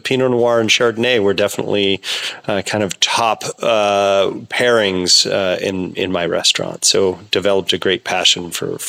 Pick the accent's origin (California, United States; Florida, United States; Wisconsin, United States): California, United States; Well, I grew up in Sonoma County, about a half an hour from where I am farming now, on a 250-acre horse and cattle ranch.